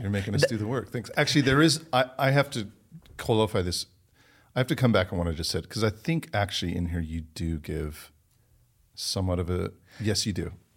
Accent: United States; also born or lived in London, England; I am American

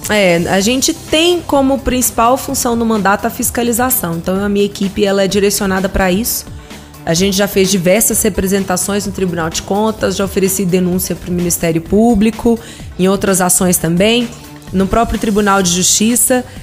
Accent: Ceilândia, Federal District, Brazil; eu cresci na Ceilândia

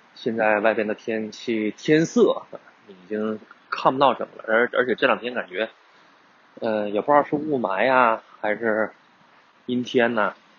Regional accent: northern China, China; now in Guangdong, China; 本身我也是北方人

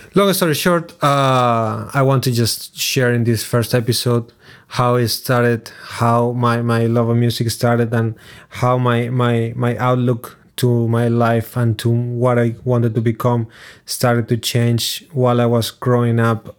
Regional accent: Lugo, Galicia, Spain; English is a second language; moved away as an adult; also born or lived in Montevideo, Uruguay; Growing up in Lugo, it's a city in Galicia, which is the northwest of Spain

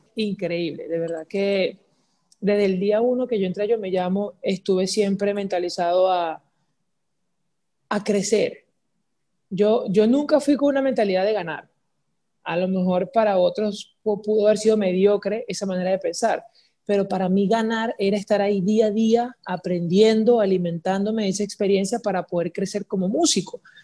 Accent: Guacara, Carabobo, Venezuela; also born or lived in Valencia, Venezuela / San Joaquín, Venezuela; yo nací en Valencia, pero me crié entre Guacara y San Joaquín

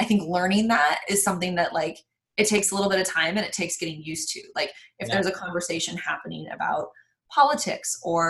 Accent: Reno, Nevada, United States; growing up, I'm from Reno, Nevada

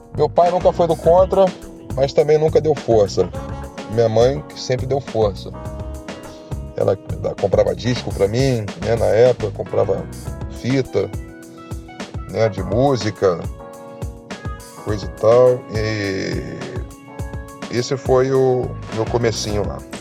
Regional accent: Rio de Janeiro, Brazil; also born or lived in Tijuca, Rio de Janeiro; sou nascido na Tijuca, mas sempre morei em Jacarepaguá

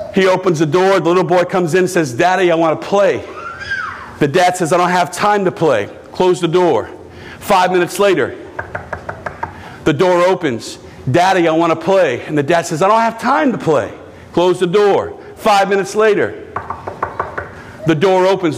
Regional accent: United States; I love being an American

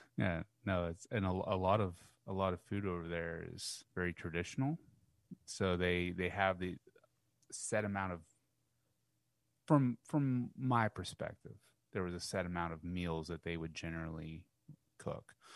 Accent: United States; I'm, I'm from by God America

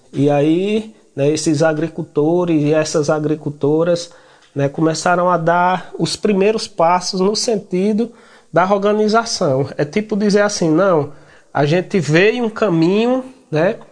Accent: Chico Gomes community, Ceará, Brazil; sou da comunidade do Chico Gomes

